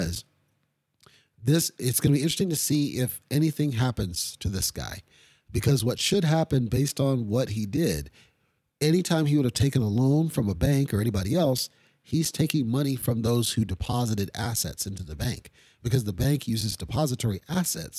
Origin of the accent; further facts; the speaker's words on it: Kyiv, Ukraine; moved away; that was my home country, right? That's my home city